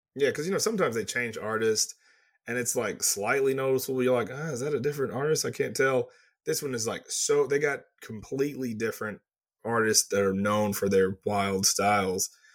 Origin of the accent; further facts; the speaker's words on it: Texas, United States; I'm from Texas. That's how I say it.